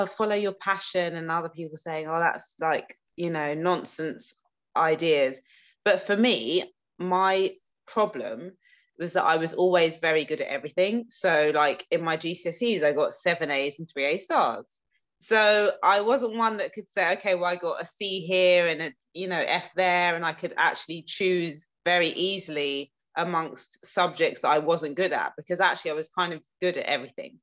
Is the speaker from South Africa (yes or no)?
no; England, United Kingdom; moved away as an adult; also born or lived in Nigeria (ancestry); now in New York, United States; I'm very British